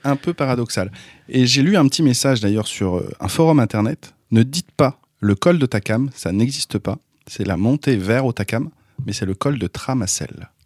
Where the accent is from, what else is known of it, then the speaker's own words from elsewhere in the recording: Brittany, France; en tant que breton